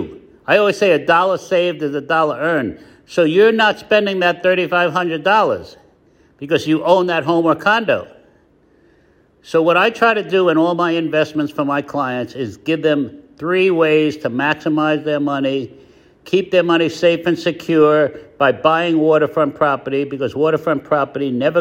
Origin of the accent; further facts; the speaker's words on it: New York, United States; moved away as an adult; also born or lived in Florida; now in Placencia, Belize; I'm from New York. I've been here for the past 18 years. I've also lived in Florida